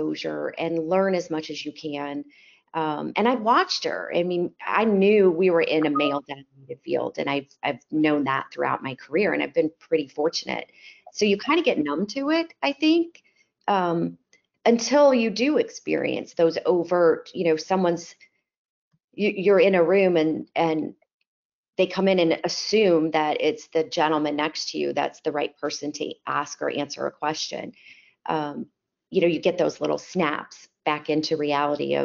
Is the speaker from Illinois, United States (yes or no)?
yes; Chicago, Illinois, United States; moved away as an adult; now in Dallas, United States; I'm originally from Chicago, if my accent hasn't given that away yet. I grew up in the suburbs